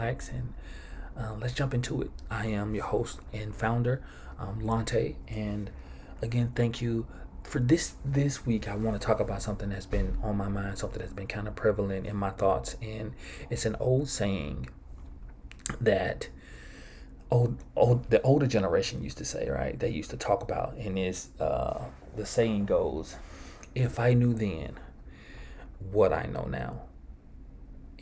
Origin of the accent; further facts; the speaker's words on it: Georgetown, Mississippi, United States; growing up in Georgetown, Mississippi